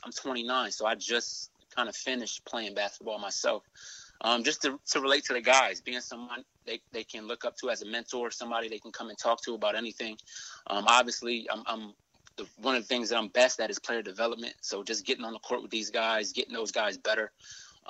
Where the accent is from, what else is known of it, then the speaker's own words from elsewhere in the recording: Philadelphia, Pennsylvania, United States; moved away; That's somewhere I grew up playing